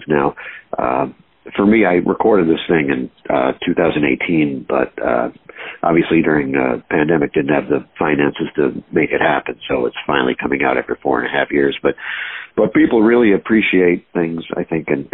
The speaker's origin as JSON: {"language": "English", "town": "Binghamton", "region": "New York", "country": "United States", "tie": "born or raised there", "moved": "yes", "lives_now": "New York City, United States", "said": "I was born in Binghamton, New York, which kind of a middle of nowhere place"}